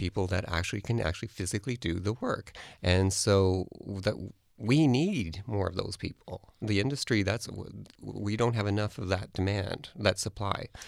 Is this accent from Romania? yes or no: no; Canada; being a, a designer who's in Canada or a Canadian designer